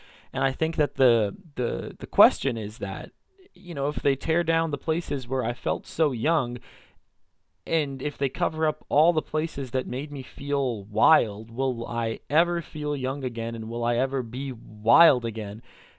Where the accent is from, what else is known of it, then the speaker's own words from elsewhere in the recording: British Columbia, Canada; at least for me growing up in Greater Vancouver, it's, you know, you can stand in your backyard, you look in one direction and there's the mountains, you look in another direction, there's the ocean